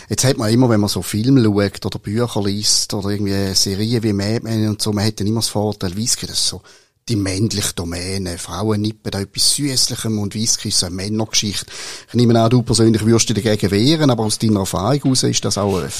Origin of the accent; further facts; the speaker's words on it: St. Gallen, Switzerland; In dem kleinen Dorf in der Nähe von St. Gallen, wo ich aufgewachsen bin, gibt es heute zwei